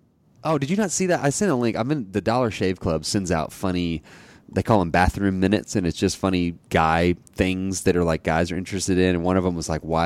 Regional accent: Abilene, Texas, United States; I drove into Arlington from my hometown of Abilene to meet my parents

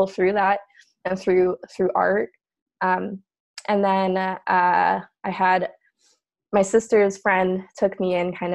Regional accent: San Diego, California, United States; moved away as an adult; also born or lived in Bay Area, California; now in Portland, United States; I grew up primarily in San Diego

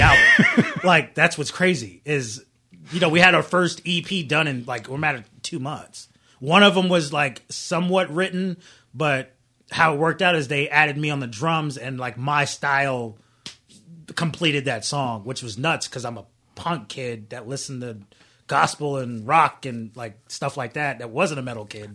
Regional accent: Daytona Beach, Florida, United States; moved away as an adult; I'm from Florida, been there my whole life for the most part.

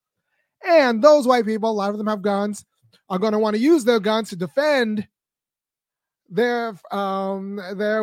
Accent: California, United States; now in the South, United States; I've been in the South for a good number of years now, and I was born in California

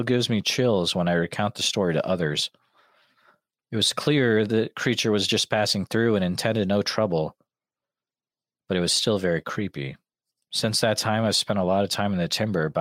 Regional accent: Western Massachusetts, United States; growing up in Western Mass

